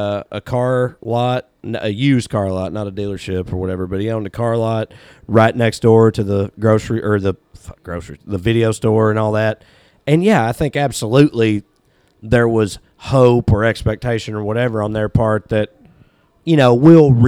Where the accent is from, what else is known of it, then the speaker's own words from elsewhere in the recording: Celina, Tennessee, United States; moved away as an adult; also born or lived in Cookeville, Tennessee / Knoxville, Tennessee; I grew up in Salina. My dad grew up in Salina.